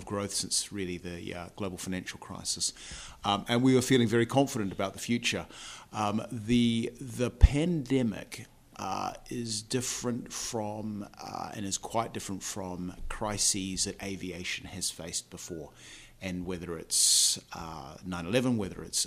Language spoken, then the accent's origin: English; New Zealand; accent: New Zealand; moved away as an adult; now in United Kingdom; I'm from New Zealand. That's a New Zealand accent that you're listening